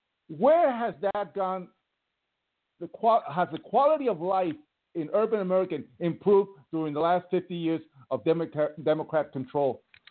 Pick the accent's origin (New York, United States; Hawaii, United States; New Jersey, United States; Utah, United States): New York, United States; New York City; I grew up all my life in New York City.